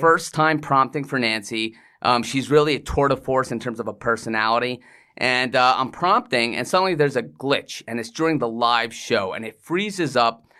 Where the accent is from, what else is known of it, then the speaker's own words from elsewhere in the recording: England, United Kingdom; moved away; also born or lived in Iceland / New York; I was born in England, so I'm, I, I have a British